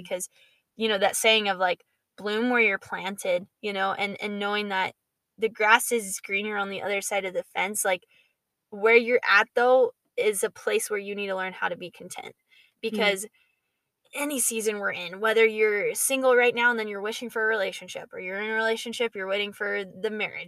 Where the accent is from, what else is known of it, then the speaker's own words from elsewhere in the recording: Georgia, United States; Andy Stanley is a pastor that I grew up listening to in Georgia